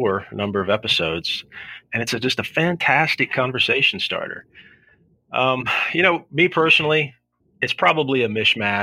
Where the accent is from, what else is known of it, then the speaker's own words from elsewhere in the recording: South Shore, Kentucky, United States; moved away as an adult; now in Southern Ohio, United States; I grew up on the Kentucky side and migrated over here to Ohio after I got married